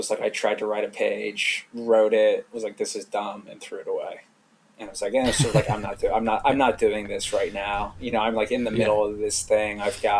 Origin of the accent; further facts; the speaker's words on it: London, United Kingdom; now in United States; I grew up abroad. I grew up, you know, I mean, nowhere too exotic, but I grew up in London.